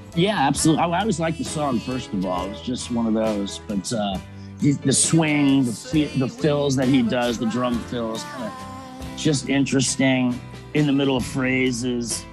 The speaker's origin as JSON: {"language": "English", "town": "Miami", "region": "Florida", "country": "United States", "tie": "born or raised there", "said": "growing up in Miami, this fashion capital"}